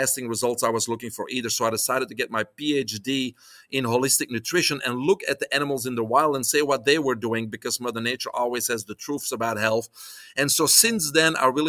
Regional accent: Belgium; English is a second language; moved away as an adult; I was born in Belgium. Probably listeners hear the accent.

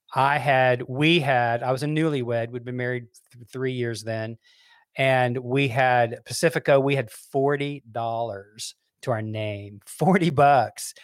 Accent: Memphis, Tennessee, United States; we grew up in Memphis, Tennessee

